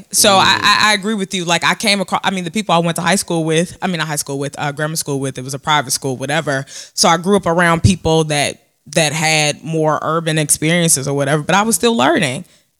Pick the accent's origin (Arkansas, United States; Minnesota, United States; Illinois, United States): Illinois, United States; Chicago; I grew up in Beverly.